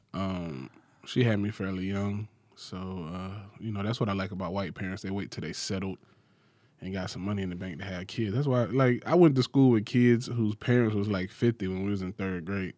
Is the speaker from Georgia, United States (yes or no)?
yes; Macon, Georgia, United States; I grew up in Macon, Macon, Georgia